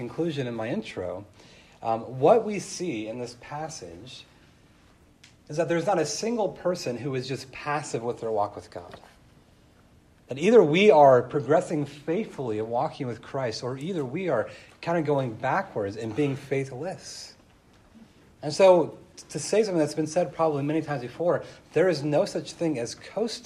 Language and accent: English; California, United States; I grew up in California, and just down the street from my house, there was two different lakes.